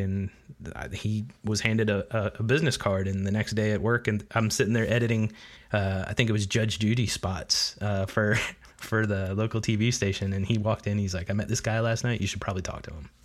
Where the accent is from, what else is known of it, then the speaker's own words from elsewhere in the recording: Charlotte, North Carolina, United States; now in Florida, United States; I grew up in Charlotte.